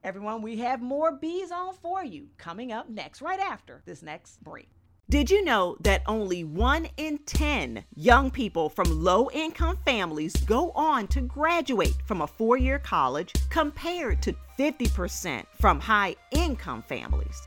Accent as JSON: {"language": "English", "region": "Maryland", "country": "United States", "said": "my home state"}